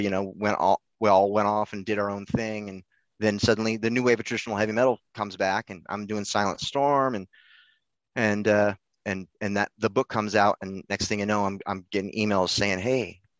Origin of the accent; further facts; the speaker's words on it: Oregon, United States; Because we're from Southern Oregon, so it's it's kind of a little bit. We're almost we're almost in California.